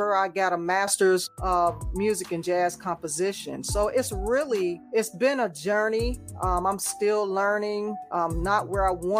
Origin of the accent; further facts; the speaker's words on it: Cleveland, Ohio, United States; also born or lived in Raleigh-Durham, North Carolina; now in Raleigh, United States; I'm originally from Cleveland, Ohio. I've been in the Raleigh, Durham area now for about 20 years